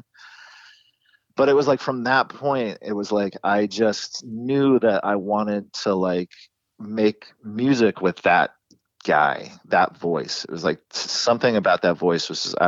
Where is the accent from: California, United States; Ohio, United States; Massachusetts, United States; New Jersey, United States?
California, United States; Encinitas; the town that we grew up in San Diego, Encinitas, really small community